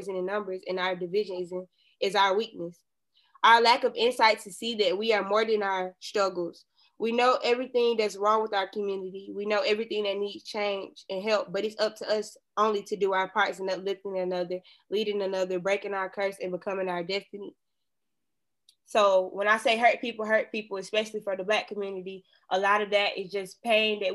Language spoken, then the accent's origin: English; Atlanta, Georgia, United States; I was born and raised in Atlanta